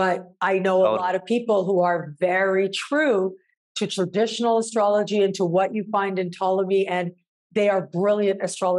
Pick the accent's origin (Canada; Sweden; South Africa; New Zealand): Canada; I'm viewing the world from that perspective of being Canadian, born and raised, and the values that that brings and means